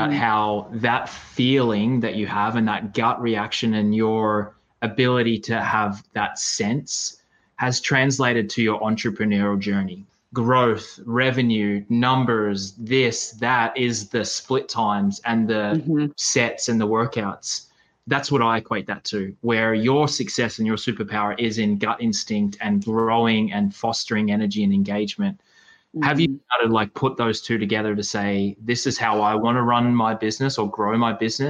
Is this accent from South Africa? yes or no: no; Australia; I grew up in Australia swimming